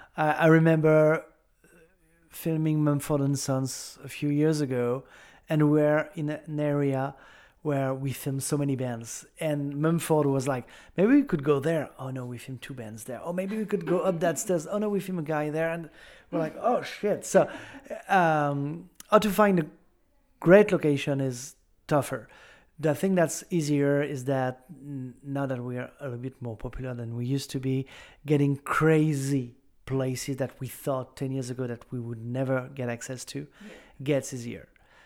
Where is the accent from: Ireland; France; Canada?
France; accent: French; English is a second language; With my French accent.